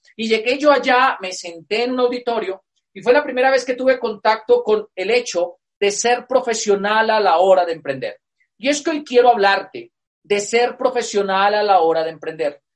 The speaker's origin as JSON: {"language": "Spanish", "town": "Moniquirá", "region": "Boyacá", "country": "Colombia", "tie": "born or raised there", "said": "yo soy colombiano. Y yo nací en una provincia en Colombia, acá se llaman departamentos, que es una provincia por tradición agrícola."}